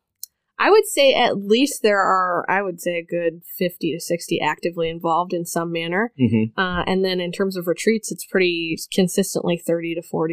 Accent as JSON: {"language": "English", "town": "Crown Point", "region": "Indiana", "country": "United States", "tie": "born or raised there", "said": "So I am actually a region rat all the way. I grew up in Crown Point, Indiana, and attended St. Mary's in Crown Point for grade school and then Andrean High School."}